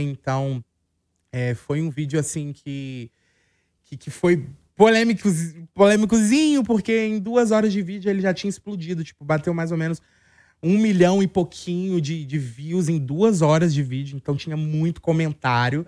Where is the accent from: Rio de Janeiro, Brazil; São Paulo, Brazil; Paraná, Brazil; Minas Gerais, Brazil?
Minas Gerais, Brazil; Belo Horizonte; eu sou de Belo Horizonte